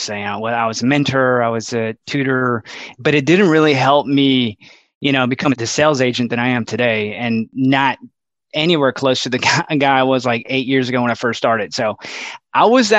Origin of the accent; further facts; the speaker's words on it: Laredo, Texas, United States; moved away as an adult; now in San Antonio, United States; born and raised in Laredo, Texas.